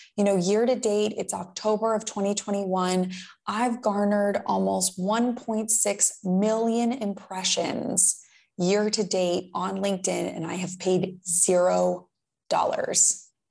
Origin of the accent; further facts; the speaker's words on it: West Palm Beach, Florida, United States; I grew up in West Palm Beach, Florida